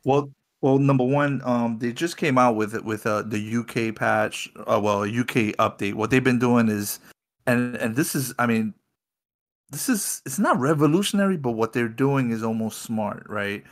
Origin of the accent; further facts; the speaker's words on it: New York City, New York, United States; my trek started out of my hometown of New York City